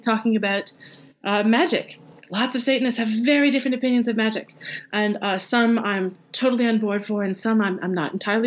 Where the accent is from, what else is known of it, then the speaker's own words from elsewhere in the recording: Canada; as a Canadian